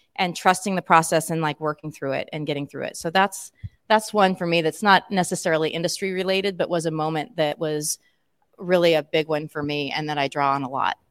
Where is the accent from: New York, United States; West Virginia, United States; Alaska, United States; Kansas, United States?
Kansas, United States; Emporia; an Emporian, that's my hometown